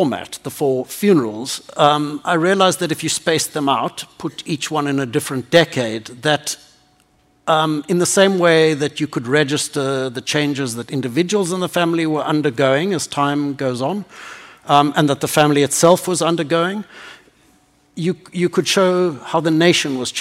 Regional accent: South Africa; being born into this racist system

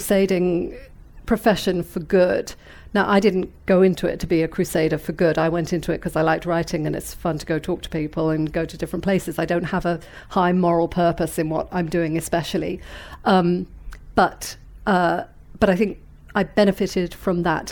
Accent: Weymouth, South West England, United Kingdom; moved away as an adult; also born or lived in London / New York; I was born in London, but as I say, you know, grew up in Weymouth

